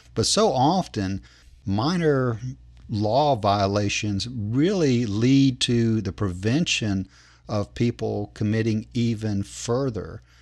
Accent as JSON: {"language": "English", "country": "United States", "said": "I'm an American"}